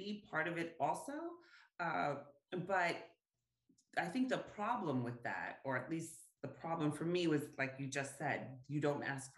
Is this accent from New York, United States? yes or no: yes; New York, United States; I am Puerto Rican. I grew up in New York with a big Puerto Rican family